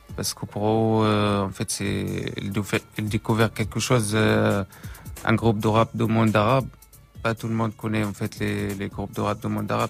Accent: Syria; moved away; on a quitté la Syrie

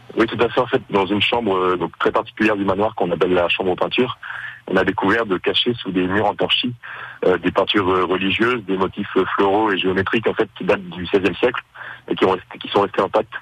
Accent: Bellou, Normandy, France; je suis né, euh, donc, euh, j'ai grandi à Bellou

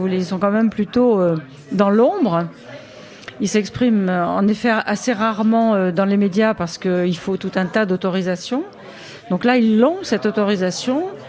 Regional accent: Viévigne, Bourgogne-Franche-Comté, France; je suis née à Vievigne, exactement. Si vous connaissez, c'est bon, un petit peu au nord de Dijon. Et je suis très fière, je revendique bien entendu cette origine euh, bourguignonne et côte dorienne

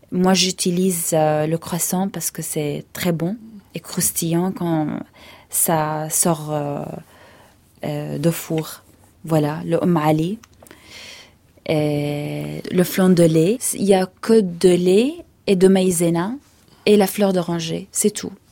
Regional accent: Hebron, Hebron Governorate, Palestine; surtout dans le sud de la Palestine, moi je viens d'Hébron, du sud de, la Palestine. À Hébron, on mange beaucoup de viande

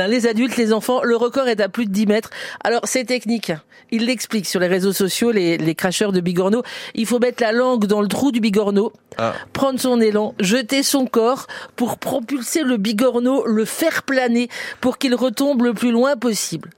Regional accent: Bourgogne-Franche-Comté, France; chez nous en Franche-Comté

